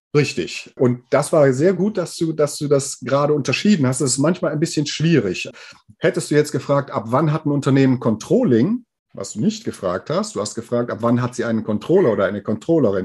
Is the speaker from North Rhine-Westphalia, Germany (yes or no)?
yes; Aachen, North Rhine-Westphalia, Germany; hier aus Aachen und der Umgebung, wo ich herkomme